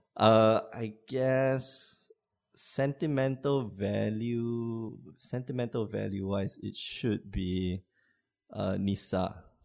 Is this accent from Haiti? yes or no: no; Singapore; moved away as an adult; now in Porto, Portugal; I'm from Singapore